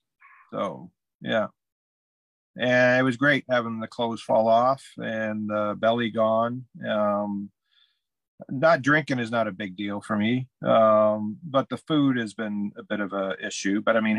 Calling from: Glen Huron, Ontario, Canada; It's I'm in a little hamlet called Glen Huron, Ontario, Canada.

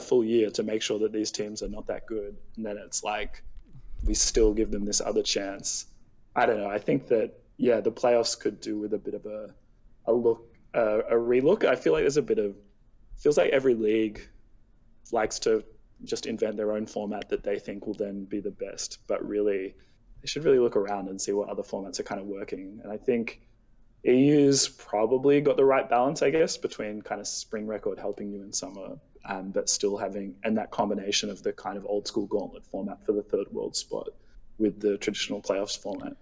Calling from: Sydney, New South Wales, Australia; I'm calling from Sydney, Australia

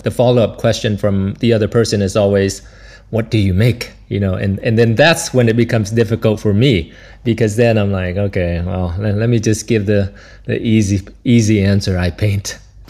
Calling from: Brussels, Belgium; I'm calling from Brussels, Belgium, and you caught me on one of the few sunny days here.

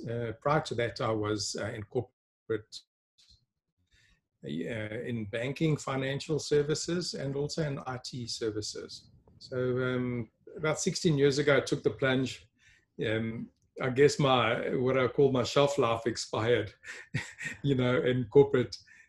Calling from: Sedgefield, Western Cape, South Africa; Well, today, Gerard, I'm connecting from a small town. It's actually called Slowtown, Sedgefield in Western Cape in South Africa. I normally live in Johannesburg

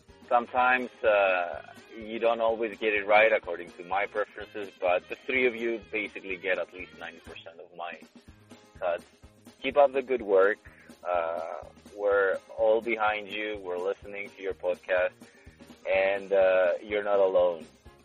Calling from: Silver Spring, Maryland, United States; I'm calling from Silver Spring, Maryland.

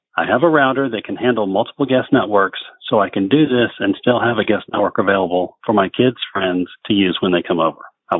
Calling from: Broken Arrow, Oklahoma, United States; I'm calling you from Broken Arrow, Oklahoma.

